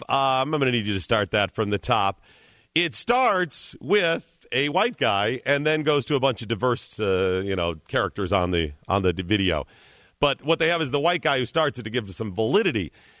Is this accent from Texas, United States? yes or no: no; Cleveland, Ohio, United States; Yeah, I'm from Cleveland. Right. I'm from Cleveland.